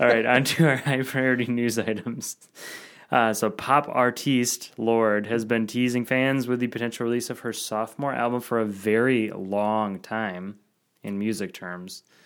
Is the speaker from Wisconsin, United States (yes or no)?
yes; Madison, Wisconsin, United States; Madison, my hometown.